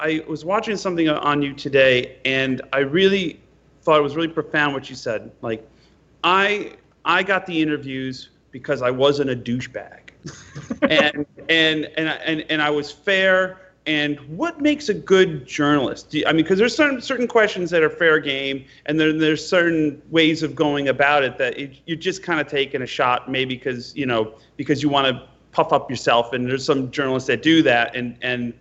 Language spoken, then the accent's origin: English; Utica, New York, United States; I was born in Utica, New York